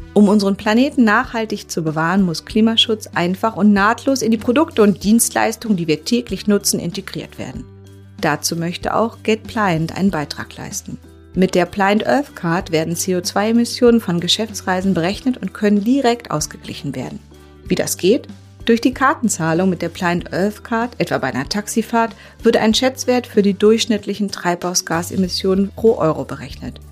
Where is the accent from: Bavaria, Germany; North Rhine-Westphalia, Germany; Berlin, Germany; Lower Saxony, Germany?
Berlin, Germany; ich bin ja Berlinerin